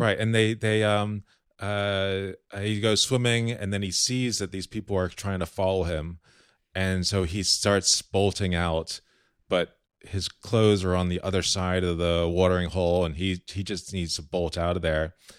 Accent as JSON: {"language": "English", "town": "Key Biscayne", "region": "Florida", "country": "United States", "tie": "born or raised there", "said": "I grew up on Key Biscayne"}